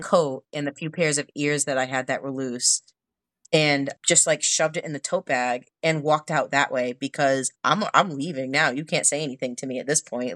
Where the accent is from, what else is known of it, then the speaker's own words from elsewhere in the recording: Northeast, United States; I'm from the Northeast